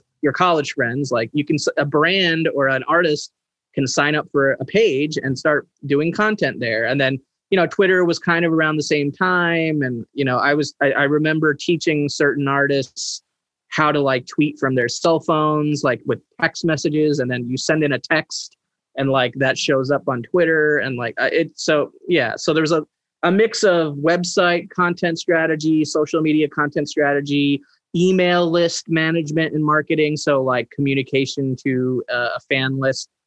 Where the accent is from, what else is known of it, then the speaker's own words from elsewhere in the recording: New Jersey, United States; growing up in Jersey